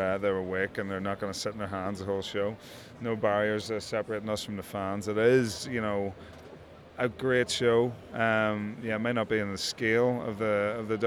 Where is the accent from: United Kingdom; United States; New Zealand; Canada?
United Kingdom; Northern Ireland; they're in Northern Ireland, my hometown